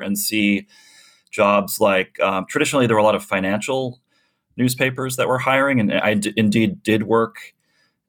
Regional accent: Chicago, Illinois, United States; moved away; I was born in Chicago, actually grew up on the south side, south suburbs

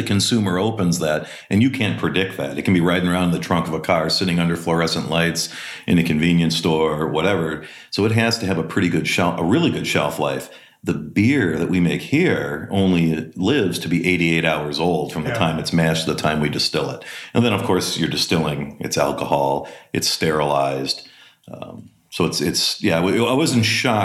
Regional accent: Green Bay, Wisconsin, United States; moved away; also born or lived in Milwaukee, Wisconsin; I grew up in Wisconsin. I was born just outside of Milwaukee and then moved to Green Bay in the second grade. Did most of my schooling in Green Bay

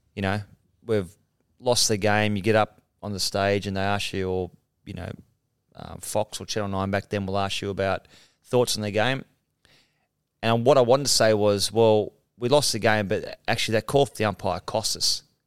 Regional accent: Mount Warrigal, New South Wales, Australia; I'm a guy from Mount Warrigal

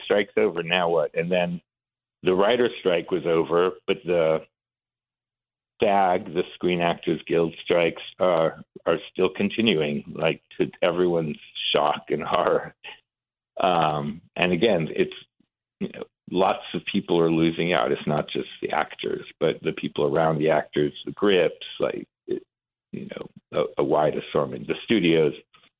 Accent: Iran; moved away; So we were, we came from Iran with my mom during the revolution in 79.

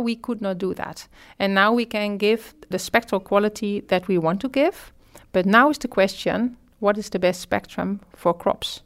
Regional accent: Netherlands

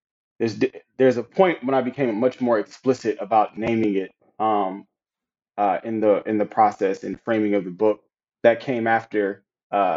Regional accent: Compton, California, United States; Me growing up in Compton, California, and attending this small Black parochial school

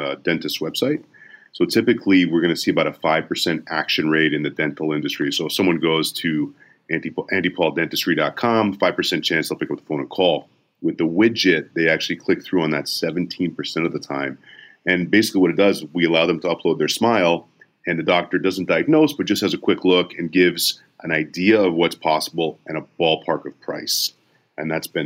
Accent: Canada; moved away as an adult; I grew up in Canada

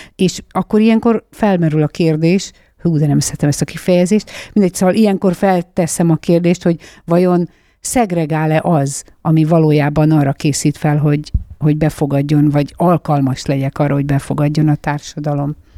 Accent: Nyirád, Veszprém County, Hungary; moved away; Én egy egészen kicsi bányász faluban születtem, bauxit bányász volt az édesapám. Ezt a falut Nyirádnak hívják

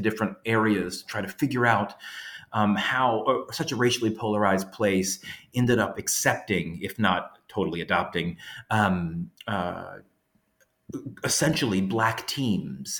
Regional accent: Louisiana, United States; now in Georgia, United States; I grew up in Louisiana

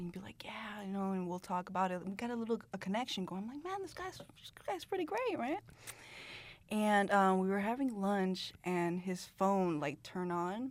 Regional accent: Miami, Florida, United States; moved away as an adult; also born or lived in New Jersey; now in Los Angeles, United States; I'm from Jersey, but I was raised in Miami.

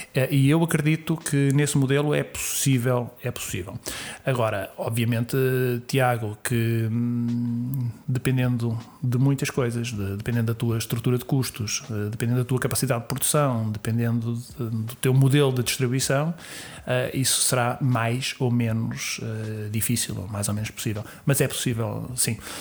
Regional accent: Sintra, Lisbon, Portugal; muita ligação pela minha terra, pelo sítio onde, onde nasci, onde, onde cresci e por todos os amigos que eu tenho, que eu tenho ali, familiares, todas as raízes que eu tenho em Sintra

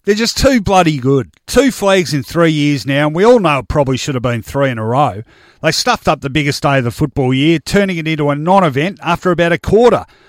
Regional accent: Melbourne, Victoria, Australia; I grew up in Richmond's metropolitan recruiting ground when the Tigers were at their strongest in the early seventies

